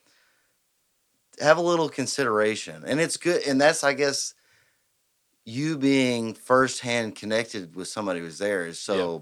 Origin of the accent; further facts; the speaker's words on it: United States; I, as an American